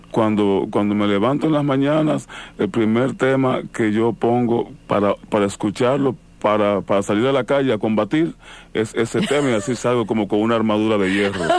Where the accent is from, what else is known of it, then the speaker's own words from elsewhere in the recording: Moca, Espaillat, Dominican Republic; Yo soy de Santo Domingo, de la ciudad de Moca.